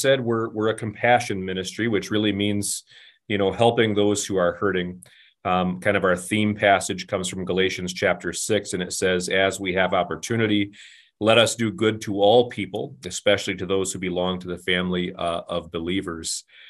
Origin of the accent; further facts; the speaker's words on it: Flint, Michigan, United States; So I'm a Michigan boy. I grew up just outside of Flint, Michigan, where my dad was an auto worker.